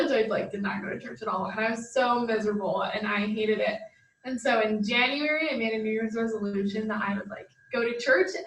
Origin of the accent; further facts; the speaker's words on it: Utah, United States; I'm from Utah, so very religious.